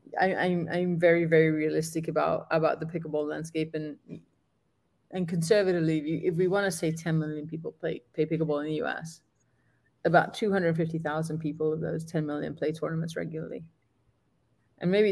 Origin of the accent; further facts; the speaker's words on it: Gibraltar; moved away; I'm from Gibraltar and I've done a bunch of clinics back home